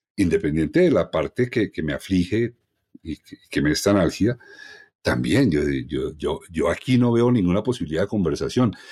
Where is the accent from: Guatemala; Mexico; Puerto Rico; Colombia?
Colombia; todos somos colombianos